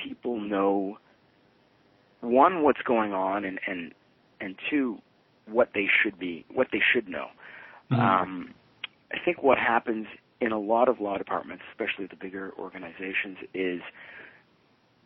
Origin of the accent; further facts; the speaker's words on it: Toronto, Ontario, Canada; I grew up in Toronto. My parents were originally from Italy, so I'm a child of immigrants. Grew up in East End of Toronto, sort of Danforth and Pape